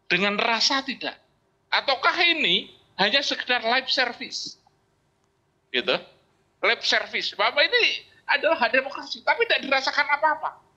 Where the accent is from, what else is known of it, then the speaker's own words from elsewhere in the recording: Java, Indonesia; Jadi eh, sebagai orang Jawa, seorang presiden itu dia itu kan eh, apa role model, gitu loh.